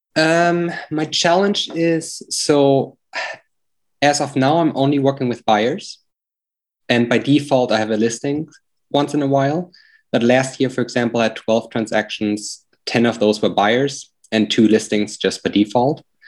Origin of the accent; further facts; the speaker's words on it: Germany; accent: German; now in Lynchburg, United States; my accent is from Germany